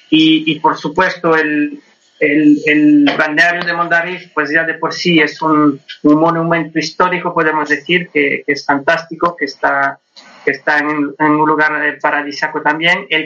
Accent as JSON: {"language": "Spanish", "country": "Switzerland", "tie": "born or raised there", "said": "Gallego, gallego. Nacido y criado en Suiza, pero con mucho orgullo de La Coruña."}